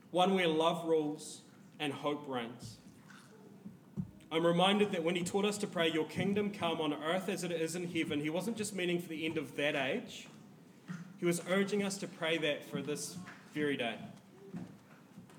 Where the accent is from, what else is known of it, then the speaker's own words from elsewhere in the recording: New Zealand; as a New Zealander